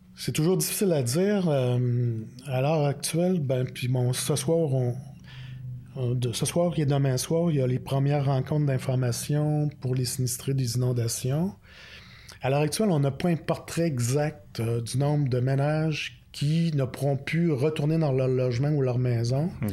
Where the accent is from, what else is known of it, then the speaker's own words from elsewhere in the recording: Quebec City, Quebec, Canada; now in Outaouais, Canada; je viens de la région de Québec